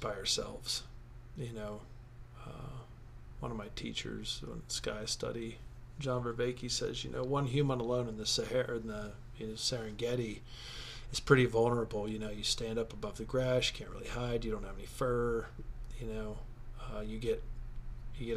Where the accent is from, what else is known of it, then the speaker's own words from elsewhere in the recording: United States; I'm an American.